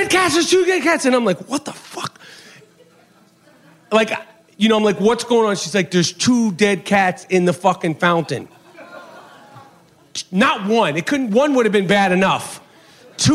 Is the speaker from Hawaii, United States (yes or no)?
no; New York, United States; now in Los Angeles, United States; I'm from New York.